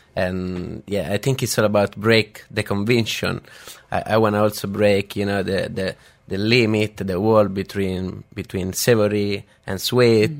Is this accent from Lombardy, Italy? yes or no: no; Rome, Lazio, Italy; moved away; I grew up in uh, in Rome. I came from Rome